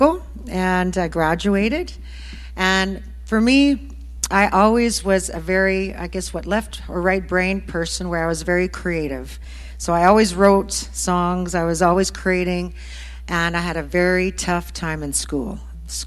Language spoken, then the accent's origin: English; Wadena, Saskatchewan, Canada; moved away as an adult; also born or lived in Nashville; now in Regina, Canada; we both actually came from this area of Saskatchewan. I'm originally from Wadena area.